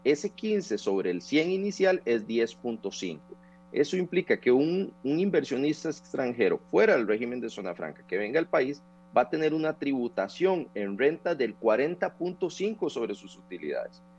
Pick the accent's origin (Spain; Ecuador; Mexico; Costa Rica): Costa Rica; Turrialba, Cartago; Yo soy de Turrialba